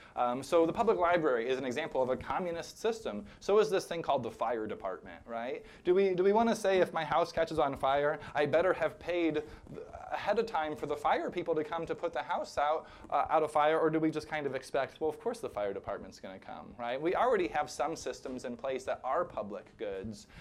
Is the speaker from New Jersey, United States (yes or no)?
no; rural Illinois, United States; moved away; my hometown in rural Illinois